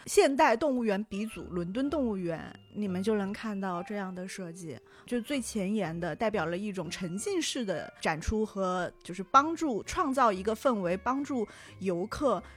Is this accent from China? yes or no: yes; Chongqing, China; 我们重庆人说的腾腾菜